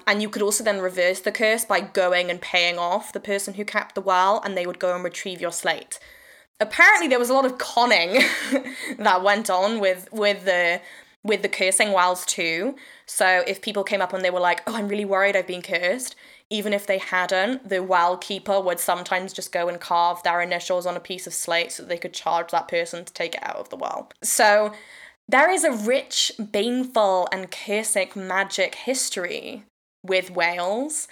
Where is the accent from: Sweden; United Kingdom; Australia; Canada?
United Kingdom; Wales; also born or lived in England; I'm Welsh